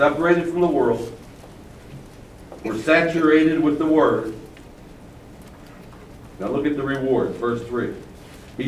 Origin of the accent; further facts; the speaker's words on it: Baltimore, Maryland, United States; I'm from Baltimore. I'm from a racetrack area